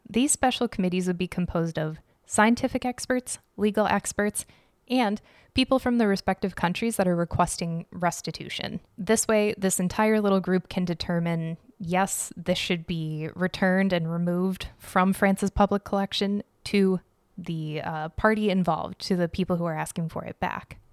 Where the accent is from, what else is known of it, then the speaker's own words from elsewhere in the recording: Arizona, United States; now in Chicago, United States; growing up in Arizona